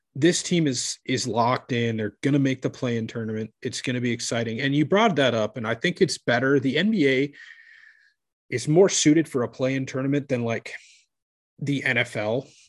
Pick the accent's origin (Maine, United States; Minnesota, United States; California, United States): Minnesota, United States; Minneapolis; my hometown team